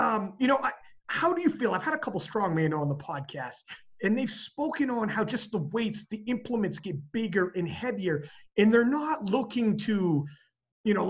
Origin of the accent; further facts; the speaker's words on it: Canada; I'm from Canada